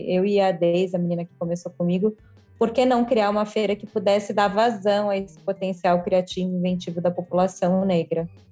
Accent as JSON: {"language": "Portuguese", "region": "São Paulo", "country": "Brazil", "said": "eu sou de São Paulo"}